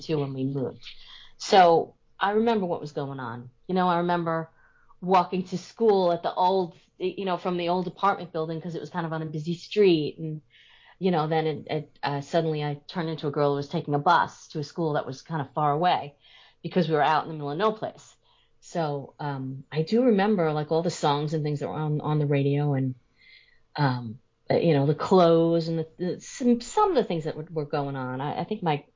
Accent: Long Island, New York, United States; also born or lived in Nassau County, New York; in 1972, I moved from Nassau County on Long Island out to Suffolk

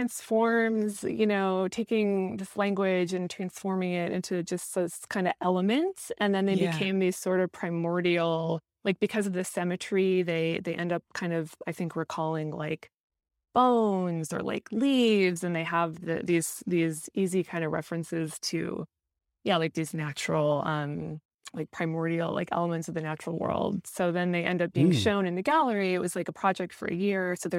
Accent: South Dakota, United States; my experience of the surroundings where I was raised in South Dakota. It's like the part of South Dakota where I grew up, it's like very flat and you have this like immense view of the night sky.

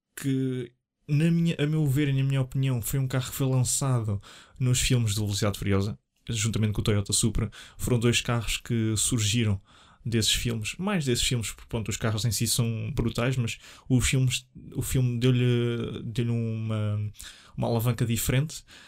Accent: Leiria, Centro, Portugal; sou natural de Leiria

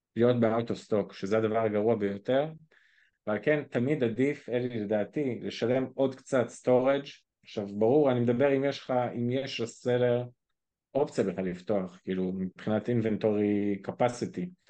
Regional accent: Israel; אנחנו כישראלים

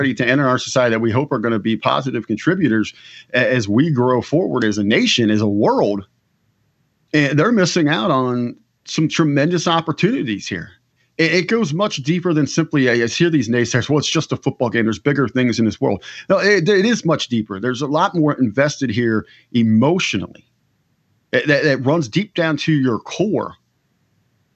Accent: Harrison, Ohio, United States; moved away; I'm here visiting my hometown of Harrison, Ohio

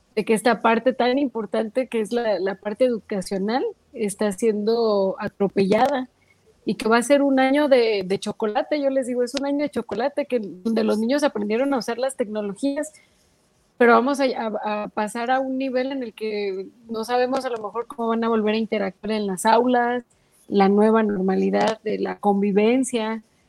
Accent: Mexico; como mexicanos

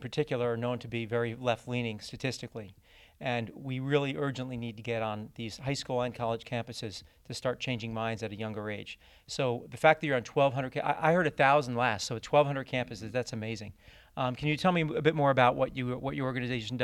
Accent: Boston, Massachusetts, United States; I'm from Boston, Massachusetts, an equally probably more blue state

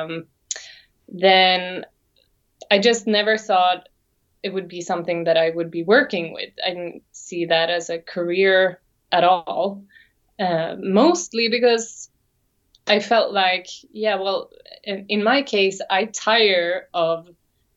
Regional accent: Sweden; English is a second language; also born or lived in Sydney, Australia

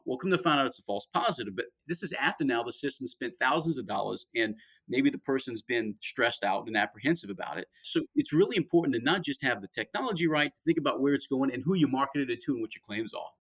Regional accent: about 50 miles southwest of New Orleans, Louisiana, United States; I'm from I'm about 50 miles southwest of New Orleans, where I'm from

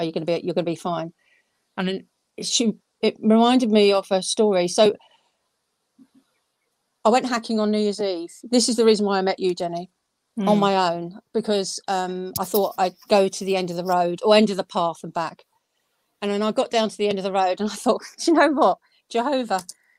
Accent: London, United Kingdom; now in Surrey, United Kingdom; I am from South London originally, live in Surrey now

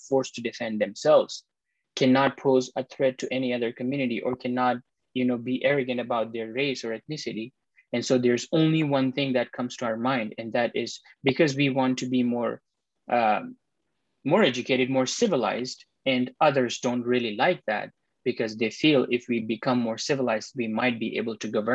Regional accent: Quetta, Balochistan, Pakistan; I was born in Quetta, that is close to the border of Afghanistan. I was born there, raised there, went to schools there.

